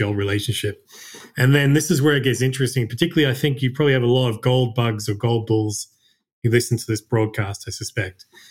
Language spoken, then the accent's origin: English; Australia; moved away as an adult; also born or lived in Japan; I was born and raised in Australia